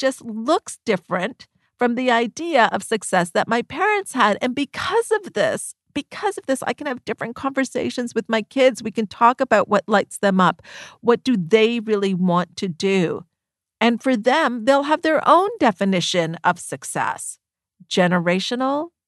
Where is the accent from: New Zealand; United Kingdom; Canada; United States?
Canada; myself and my brother were born here in Canada.